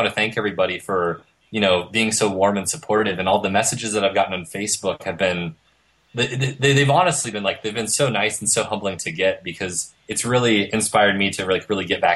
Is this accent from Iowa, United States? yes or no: yes; Iowa, United States; moved away; I'm originally from Iowa, and I went to school at the University of Iowa